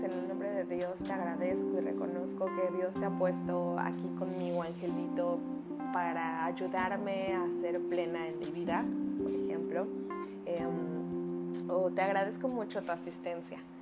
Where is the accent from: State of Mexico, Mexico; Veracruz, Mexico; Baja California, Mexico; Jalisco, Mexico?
Veracruz, Mexico; soy jarocha, ¿eh? Si ven que hablo, si escuchan que hablo así